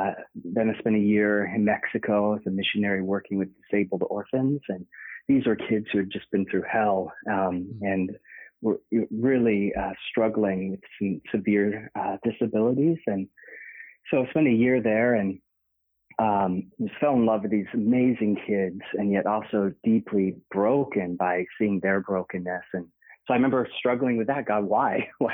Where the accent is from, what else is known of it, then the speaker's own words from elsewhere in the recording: Oxford, South East England, United Kingdom; born there; and that was kind of like a homecoming for me because I was born in Oxford. So it's great going back.